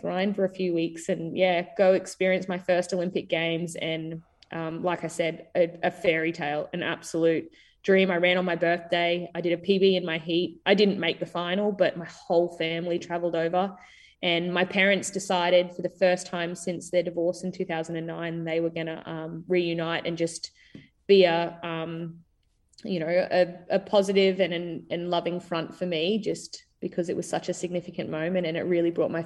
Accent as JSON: {"language": "English", "region": "Queensland", "country": "Australia", "said": "just a Queenslander"}